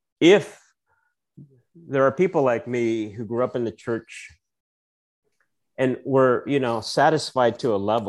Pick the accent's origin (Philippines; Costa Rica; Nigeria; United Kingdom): Philippines; moved away as an adult; now in United States; So I grew up in the Philippines. Part of my life was spent there